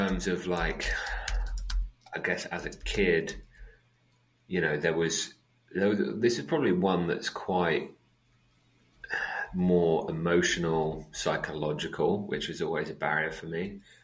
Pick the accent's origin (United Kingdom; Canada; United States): United Kingdom; England; also born or lived in Netherlands; when I moved to England from Holland, I missed the first year of school.